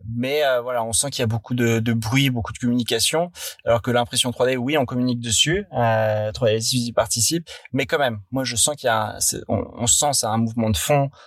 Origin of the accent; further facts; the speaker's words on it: Paris, Île-de-France, France; also born or lived in London; moi je suis parisien de souche